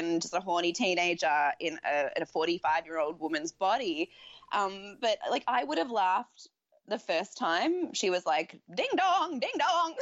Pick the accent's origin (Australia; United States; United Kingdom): Australia; as an Australian